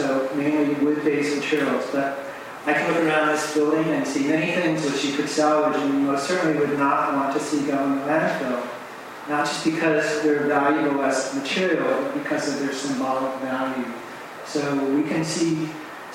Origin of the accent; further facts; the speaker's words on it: United States; I'm American